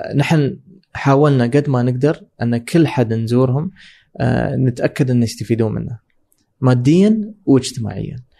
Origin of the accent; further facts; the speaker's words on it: Dubai, United Arab Emirates; انا من دبي